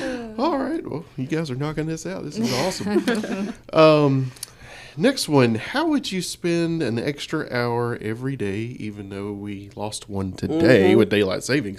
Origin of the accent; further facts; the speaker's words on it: Tennessee, United States; Well, I'm from Tennessee as well, too